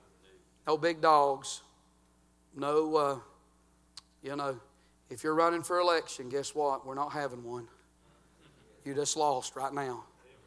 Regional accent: United States; I'm from Murray County

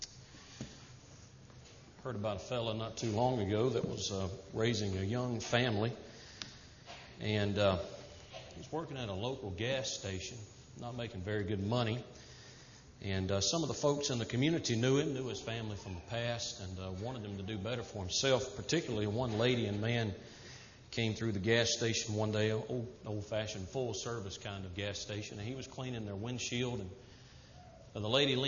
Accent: the South, United States; moved away; Not going to change being a Southerner just now that I'm preaching to the Yankees

